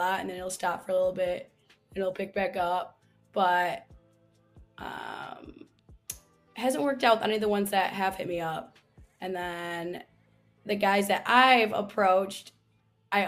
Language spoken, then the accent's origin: English; Michigan, United States; moved away as an adult; also born or lived in Chicago, Illinois / Florida / Arizona; now in San Diego, United States; I was born in Michigan, and then I went to school in Chicago